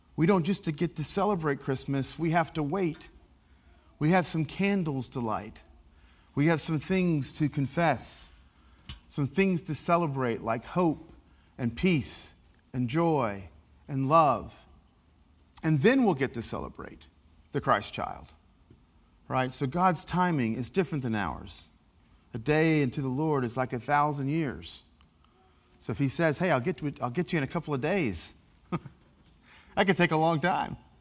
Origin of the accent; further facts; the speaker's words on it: Appalachia, United States; accent: Appalachian; I'm an Appalachian American